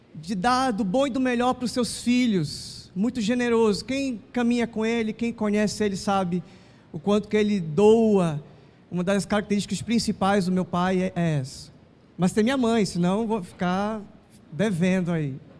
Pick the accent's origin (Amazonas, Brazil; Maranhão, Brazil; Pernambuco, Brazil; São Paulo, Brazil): Amazonas, Brazil; Manaus; nasci aqui em Manaus